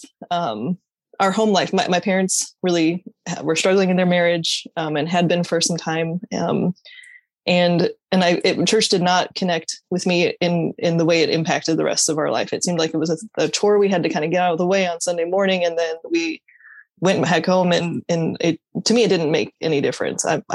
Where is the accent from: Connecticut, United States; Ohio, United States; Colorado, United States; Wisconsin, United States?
Colorado, United States; Aurora; moved away as an adult; now in Des Moines, United States; I reside in Des Moines, Iowa, but I grew up in Aurora, Colorado